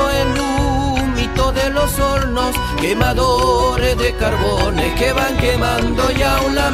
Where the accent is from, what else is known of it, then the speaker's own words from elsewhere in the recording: Santiago del Estero, Argentina; soy de Santiago del Estero Capital y llevo 20 años con la música.